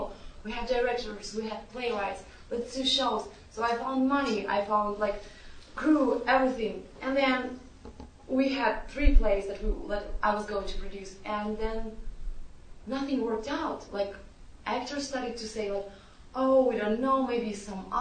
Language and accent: English; Kazakhstan; moved away as an adult; I'm from Kazakhstan, so I came here 4 years ago